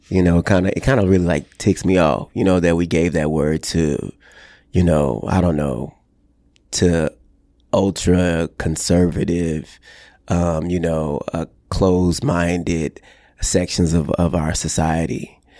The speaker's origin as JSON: {"language": "English", "region": "Texas", "country": "United States", "tie": "born or raised there", "said": "growing up in the Bible Belt in the Deep South in Texas in a small town"}